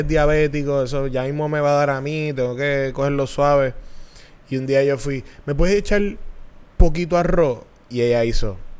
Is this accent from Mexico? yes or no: no; Bayamón, Puerto Rico; cuando yo nací, mis papás vivían en Bayamonte. Un condominio en Bayamón